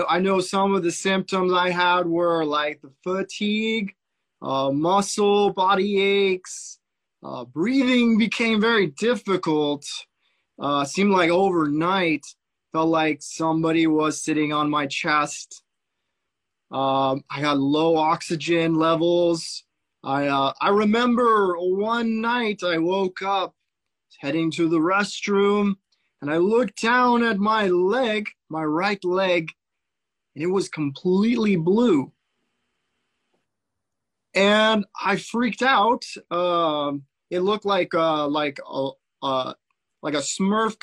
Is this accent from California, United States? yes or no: yes; Central Coast, California, United States; also born or lived in Fullerton, California; I am from Central Coast, California. So right in the middle on the coast.